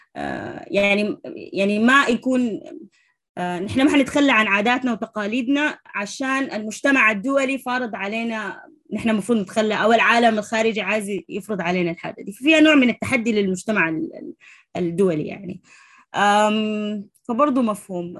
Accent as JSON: {"language": "Arabic", "country": "Sudan", "moved": "as an adult", "said": "أنا أول سودانية في ال، في ال، في الكلاس بتاع ال، القائد الشباب للأمم المتحدة"}